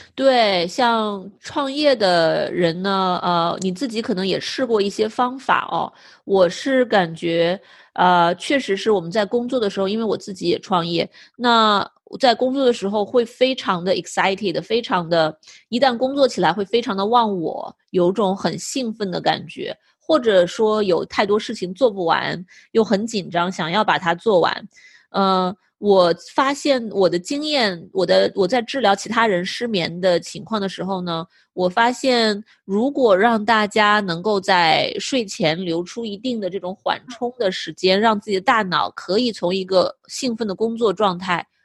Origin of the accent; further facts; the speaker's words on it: northern China, China; now in United States; 我也是北方长大的